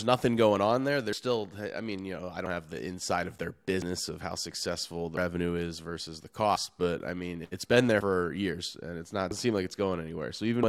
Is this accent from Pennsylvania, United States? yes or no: yes; Philadelphia, Pennsylvania, United States; Scumbag Philly, my hometown.